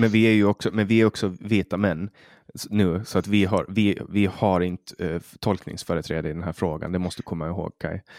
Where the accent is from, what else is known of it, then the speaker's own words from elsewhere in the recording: Finland; Vi är svenskspråkiga i Finland